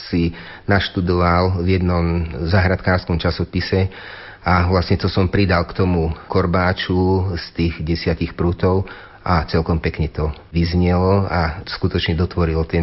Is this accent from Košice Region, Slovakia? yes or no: no; Ozdín, Banská Bystrica Region, Slovakia; moved away; also born or lived in Bratislava; Ja konkrétne z Ozdína, odkiaľ pochádzam